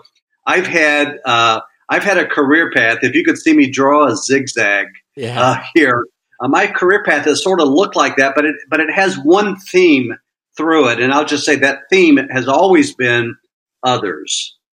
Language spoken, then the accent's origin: English; Florida, United States; now in Austin, United States; So I'm a transplant from Florida to Austin.